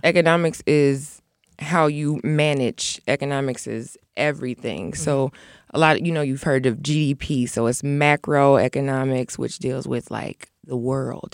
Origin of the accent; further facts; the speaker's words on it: Aurora, Illinois, United States; I'm from Aurora. So a lot of my friends that I went to elementary school with, I'm still friends with like my second grade class